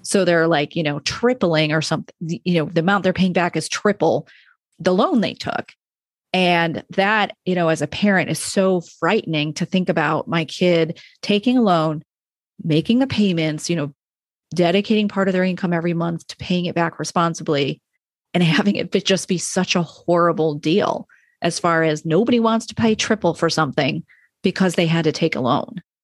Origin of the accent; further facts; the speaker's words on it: Rochester, New York, United States; moved away; I'm from New York State and I went to a state school